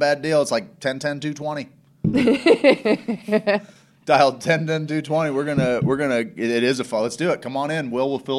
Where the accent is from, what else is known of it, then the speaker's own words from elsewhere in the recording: Ireland; I'm Irish. We fight for fun.